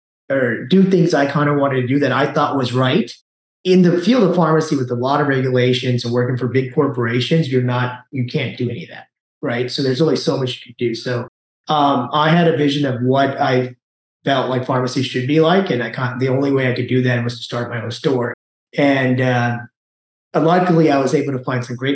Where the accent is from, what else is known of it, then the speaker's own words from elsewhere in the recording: Kerala, India; moved away as an adult; also born or lived in Dallas, Texas, United States; now in Austin, United States; I lived in India from 8 through 18, middle school and high school